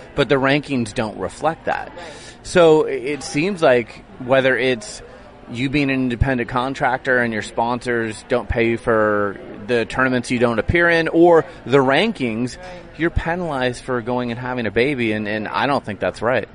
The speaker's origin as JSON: {"language": "English", "town": "Portland", "region": "Oregon", "country": "United States", "tie": "born or raised there", "said": "my hometown of Portland"}